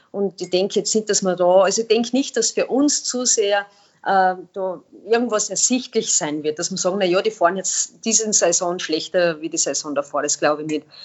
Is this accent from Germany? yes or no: no; Austria; weil als Österreicher oder beim ÖSV gilt gibt es natürlich schon einen extrem hohen Anspruch